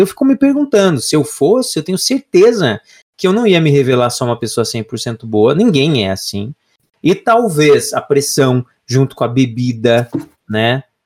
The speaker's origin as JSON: {"language": "Portuguese", "town": "Lapa", "region": "Paraná", "country": "Brazil", "said": "Eu sou da cidade da Lapa, interior"}